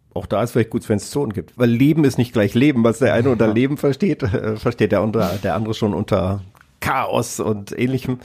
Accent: Kassel, Hesse, Germany; moved away; in Kassel in meiner alten Heimatstadt

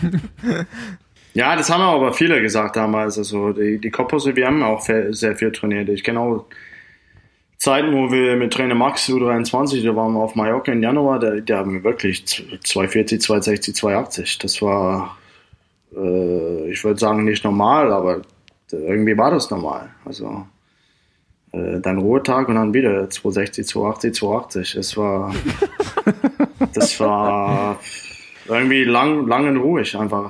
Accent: Australia; German is a second language; moved away as an adult; also born or lived in Cottbus / Freiburg / Saarland; In Australien, wo ich wohne

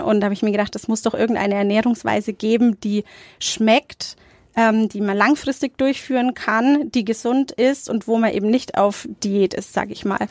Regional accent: Nuremberg, Bavaria, Germany; Also ich bin in Nürnberg-Nord aufgewachsen

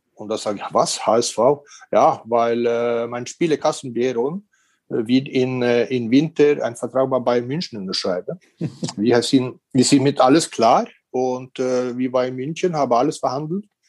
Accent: Norway; also born or lived in Korea; now in Regensburg, Germany; in Norwegen, äh, in diesen Zeiten, wo ich aufgewachsen bin

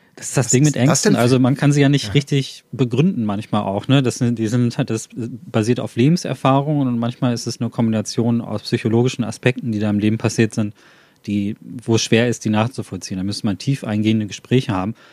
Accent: Ruhr area, North Rhine-Westphalia, Germany; ich komme aus dem Ruhrpott, da gibt es viel von solchen alten Anlagen

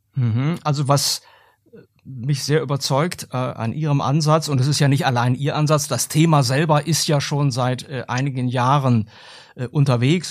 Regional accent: Germany; bei uns in Deutschland

